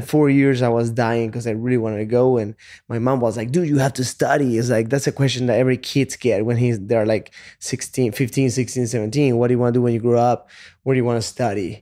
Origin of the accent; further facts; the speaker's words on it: Chile; English is a second language; moved away as an adult; also born or lived in Texas / California; now in United States; I was born in Chile. When I was twenty years old, I moved to the States just to work as a salesman